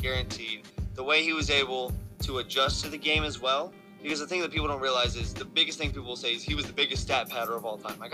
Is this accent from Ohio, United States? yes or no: yes; Ohio, United States; I'm from Ohio